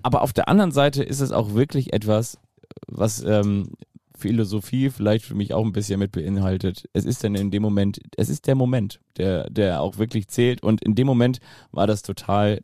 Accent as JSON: {"language": "German", "town": "Kiel", "region": "Schleswig-Holstein", "country": "Germany", "said": "als Kieler"}